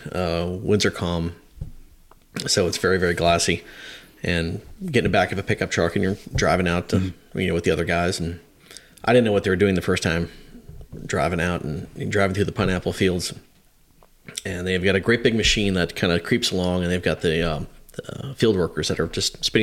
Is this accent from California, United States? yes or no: no; Hawaii, United States; that was just it was just growing up in Hawaii and and uh, kind of my rebellious days there